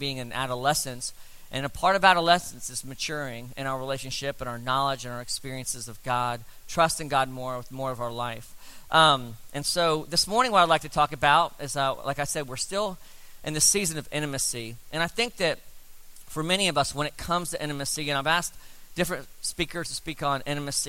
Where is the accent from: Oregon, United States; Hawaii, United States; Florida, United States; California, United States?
Florida, United States; South; We grew up in South Florida